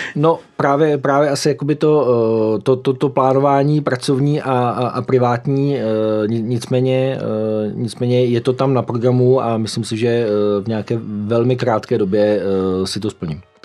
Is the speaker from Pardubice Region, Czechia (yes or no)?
no; Ostrov, Karlovy Vary Region, Czechia; Narodil jsem se e, v Ostrově, což je na Karlovarsku, v roce 73.